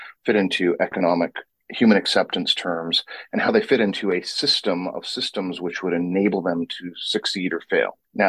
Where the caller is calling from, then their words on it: Vancouver, British Columbia, Canada; Vancouver, British Columbia, which has actually managed to find fall, and it actually goes straight into winter.